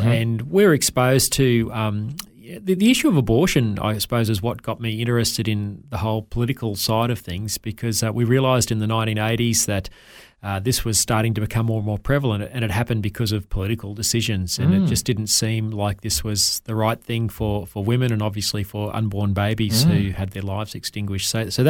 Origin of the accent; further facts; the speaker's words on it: Wondai, Queensland, Australia; born there; I was born here in Queensland in a little tiny town called Wandai, about 15 minutes drive from Kingaroy in the South Burnett